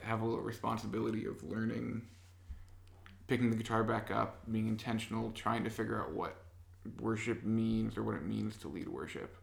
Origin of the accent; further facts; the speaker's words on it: Gridley, Illinois, United States; I'm from Gridley, Illinois